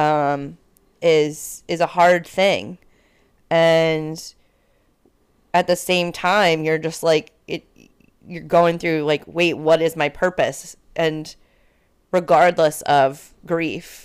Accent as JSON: {"language": "English", "region": "Connecticut", "country": "United States", "moved": "yes", "lives_now": "Washington, D.C., United States", "said": "I'm from Connecticut, but I'm in D C."}